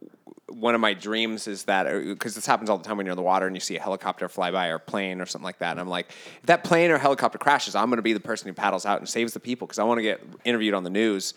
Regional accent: Solvang, California, United States; now in Los Angeles, United States; I was born in Solvang

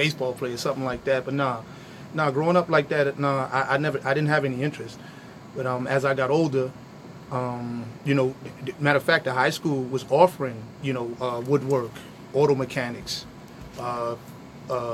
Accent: Perth Amboy, New Jersey, United States; born or raised there

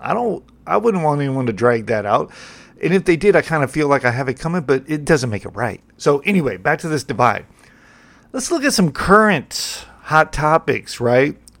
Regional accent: United States; I'm an American

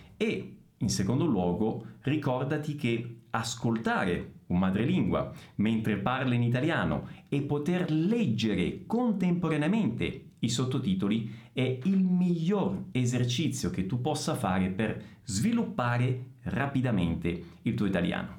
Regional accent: Messina, Sicily, Italy; first language Italian; now in Bragança Paulista, Brazil; Sono di Messina. Sono siciliano.

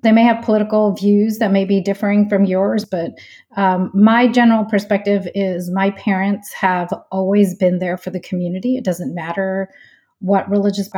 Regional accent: Houston, Texas, United States; moved away as an adult; also born or lived in Jersey City, New Jersey / Chicago; I grew up in Houston, Texas

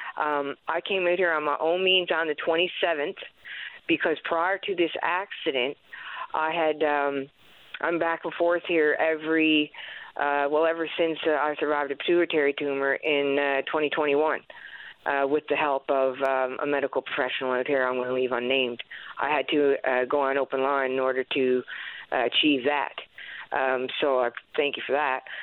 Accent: Happy Valley-Goose Bay, Newfoundland and Labrador, Canada; moved away as an adult; now in St. John's, Canada; my hometown, Happy Valley Goose Bay

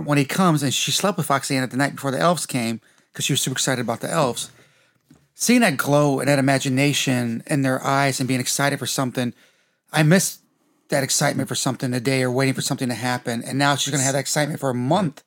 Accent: Detroit, Michigan, United States; we grew up in Detroit

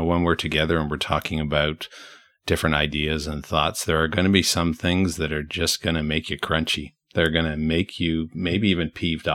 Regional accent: Brantford, Ontario, Canada; moved away; My hometown is there

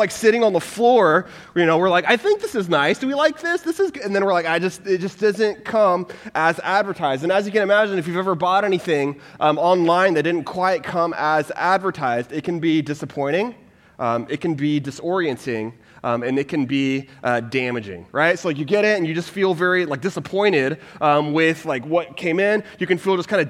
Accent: Texas, United States; moved away; I'm originally from Texas

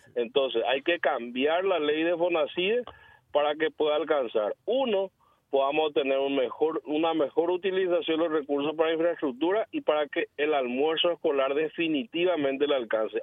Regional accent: Cordillera, Paraguay; yo provengo del interior, yo soy de Cordillera, fui intendente dos periodos

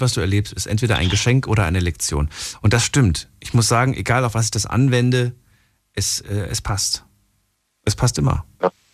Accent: the East, eastern Germany, Germany; Ich komme auch aus dem Osten.

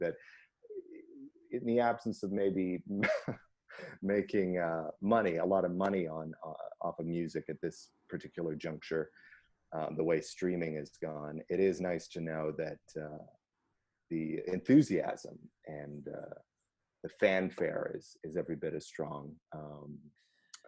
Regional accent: Canada; being Canadian

